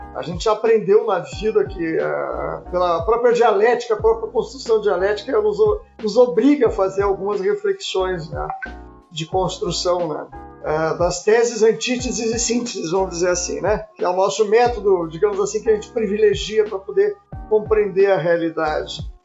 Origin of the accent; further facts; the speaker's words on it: Pelotas, Rio Grande do Sul, Brazil; now in Porto Alegre, Brazil; Eu sou de Pelotas e trabalho aqui